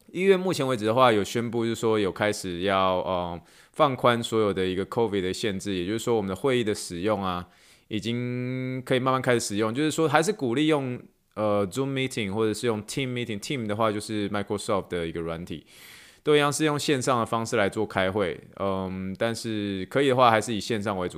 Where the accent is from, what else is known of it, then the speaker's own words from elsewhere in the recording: Taiwan; also born or lived in Pittsburgh, United States / New York, United States; now in Houston, United States; 我是从台湾来的，然后，呃，我从匹兹堡念书，去纽约，呃，职业三年之后，然后三年前搬来到休斯顿